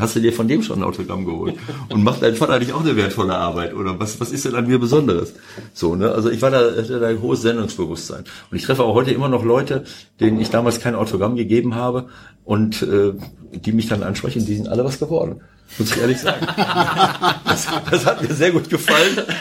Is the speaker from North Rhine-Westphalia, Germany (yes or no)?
yes; Bielefeld, North Rhine-Westphalia, Germany; moved away; also born or lived in Mönchengladbach / Piraeus/Athens (Panionios); Bielefeld natürlich auch noch ein bisschen, weil es meine Heimat ist